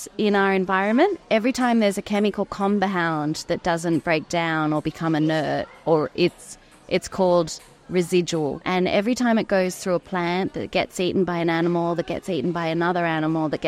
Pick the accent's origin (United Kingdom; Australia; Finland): Australia; growing up in Australia